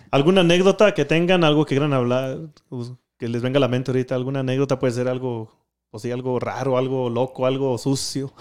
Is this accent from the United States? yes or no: yes; Denver, Colorado, United States; also born or lived in Durango, Mexico; yo nací aquí en Denver, así, uh, en el año 90